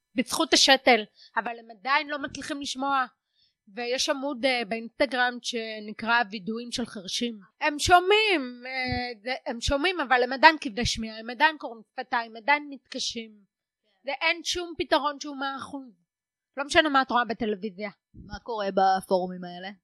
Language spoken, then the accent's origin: Hebrew; the Krayot, Haifa District, Israel; אני מהקריות במקור. אני ארצית.